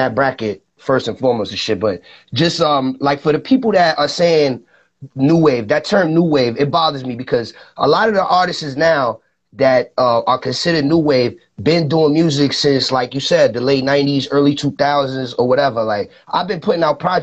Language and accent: English; New York City, New York, United States; also born or lived in Rockland County, New York; I was born in the Bronx